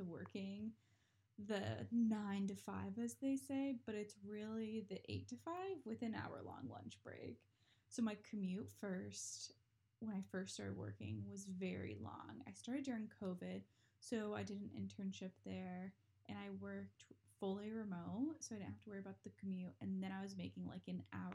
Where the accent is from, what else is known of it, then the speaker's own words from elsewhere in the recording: North Carolina, United States; I grew up in North Carolina, just graduated from UNC Charlotte